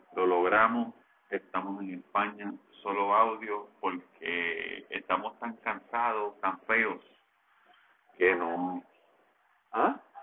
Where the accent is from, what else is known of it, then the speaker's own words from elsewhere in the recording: Levittown, Puerto Rico; yo soy de Levitón y en Levitán no se come arepa